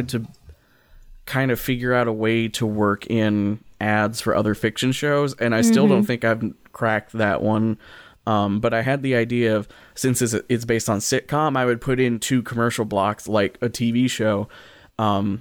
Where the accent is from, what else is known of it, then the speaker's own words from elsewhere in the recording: Kentucky, United States; I grew up in Kentucky